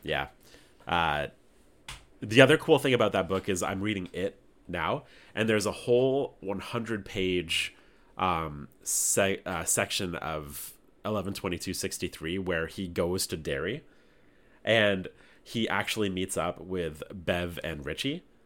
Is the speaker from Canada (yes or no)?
yes; Canada; we're Canadian